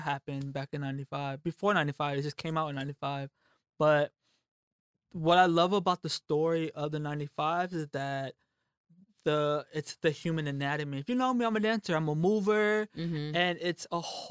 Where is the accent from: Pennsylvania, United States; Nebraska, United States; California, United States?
California, United States; Oakland; growing up in Oakland, we had free meals